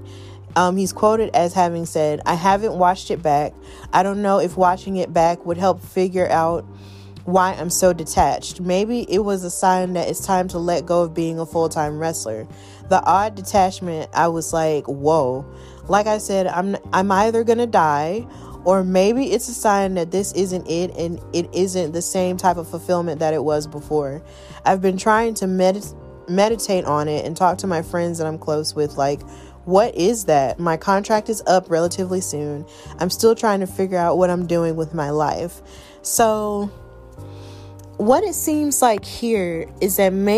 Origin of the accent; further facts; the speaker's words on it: Alabama, United States; here in Alabama, which is my home state